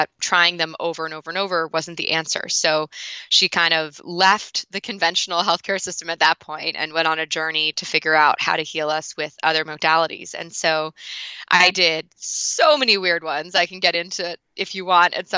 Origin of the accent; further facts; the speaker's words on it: New York City, New York, United States; I grew up in the Northeast. I'm from New York City